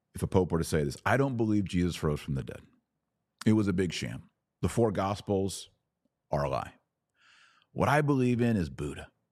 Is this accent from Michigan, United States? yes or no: no; Texas, United States; I'm a Texan, born and raised Texas, love Texas.